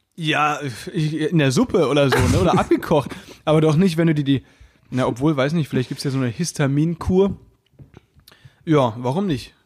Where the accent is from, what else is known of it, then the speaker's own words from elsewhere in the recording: Baden-Württemberg, Germany; ich komme ja aus Baden-Württemberg